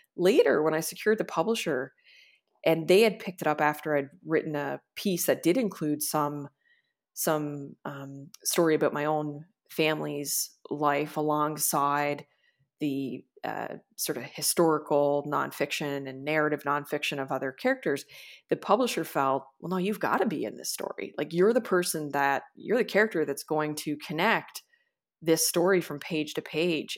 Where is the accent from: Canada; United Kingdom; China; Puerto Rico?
Canada; Corner Brook, Newfoundland and Labrador; we used to joke growing up that we were kind of like the hillbillies of our area in Cornerbrook